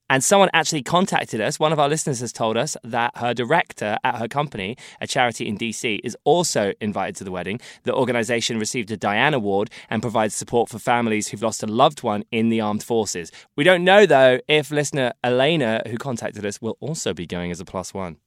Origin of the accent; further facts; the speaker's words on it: United Kingdom; as a British person